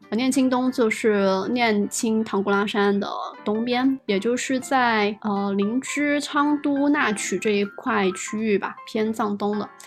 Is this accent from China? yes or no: yes; near Shunde, Guangdong, China; 毕竟是我家乡附近